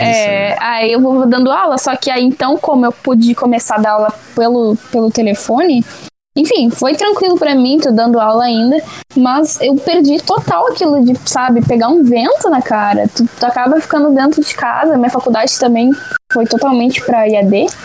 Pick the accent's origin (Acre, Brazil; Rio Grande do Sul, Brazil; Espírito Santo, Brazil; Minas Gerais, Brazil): Rio Grande do Sul, Brazil; Porto Alegre; sou de Porto Alegre, Rio Grande do Sul